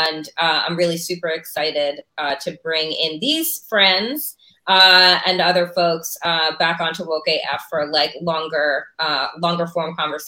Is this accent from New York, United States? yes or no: yes; Long Island, New York, United States; I grew up and I went to a Sachem School District. You're familiar with the Long Island Expressway, it's Exit 61.